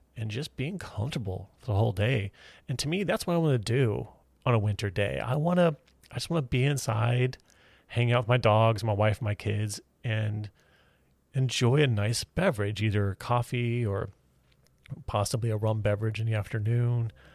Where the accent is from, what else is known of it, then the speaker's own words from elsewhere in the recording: Houston, Texas, United States; moved away; I grew up in Houston, Texas